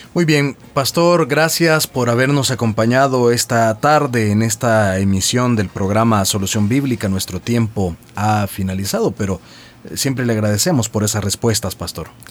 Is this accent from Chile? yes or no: no; El Salvador; como decimos en buen salvadoreño